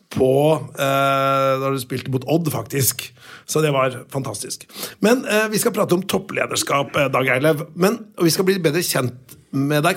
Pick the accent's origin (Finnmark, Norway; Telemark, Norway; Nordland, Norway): Telemark, Norway; Notodden; jeg kommer jo fra Notodden